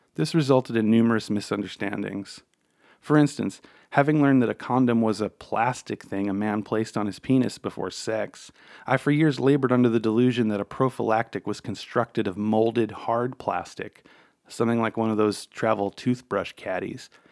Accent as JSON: {"language": "English", "town": "New York City", "region": "New York", "country": "United States", "tie": "born or raised there", "said": "growing up on Staten Island in an Italian-American"}